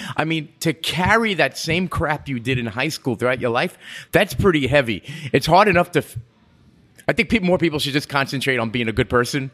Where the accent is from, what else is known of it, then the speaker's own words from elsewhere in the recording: New York, United States; accent: bridge and tunnel; moved away as an adult; now in Key West, United States; growing up in New York